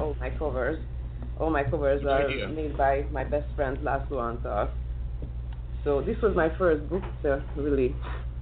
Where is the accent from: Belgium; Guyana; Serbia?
Serbia; Bačka Topola, Vojvodina; English is a second language; moved away as an adult; now in Budapest, Hungary; I was born in Yugoslavia, in Bačka Topola. This is a small town in the part of Vojvodina. I was raised up there.